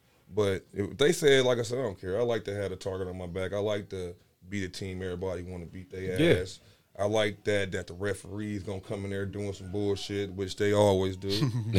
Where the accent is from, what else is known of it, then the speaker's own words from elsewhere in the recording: Las Vegas, Nevada, United States; I'm from Vegas.